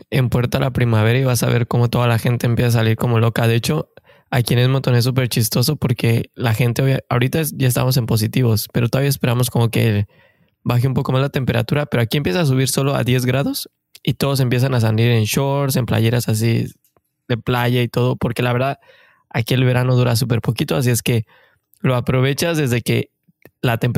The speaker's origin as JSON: {"language": "Spanish", "country": "Mexico", "said": "como saben, somos mexicanos de corazón que venimos en busca del famosísimo sueño canadiense."}